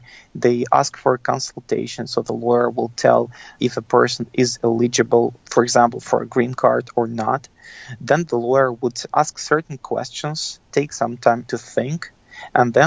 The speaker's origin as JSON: {"language": "English", "country": "Russia", "moved": "as an adult", "lives_now": "United States", "said": "I'm an immigrant. I come from Russia. And when I came to the United States"}